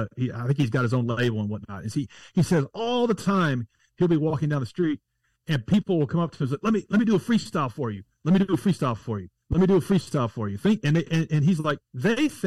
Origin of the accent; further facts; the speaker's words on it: Nashville, Tennessee, United States; I'm from Nashville, Tennessee.